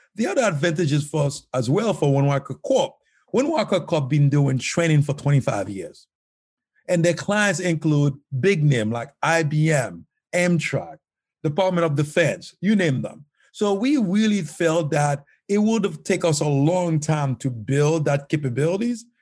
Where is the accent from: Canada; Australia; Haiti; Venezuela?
Haiti; moved away as an adult; now in United States; life was very tough growing up in Haiti.